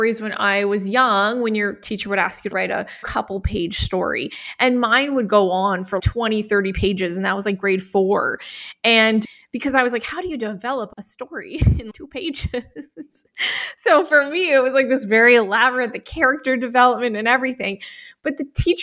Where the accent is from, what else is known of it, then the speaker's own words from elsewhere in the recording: Calgary, Alberta, Canada; I am from Calgary, Alberta, Canada. So Canadian.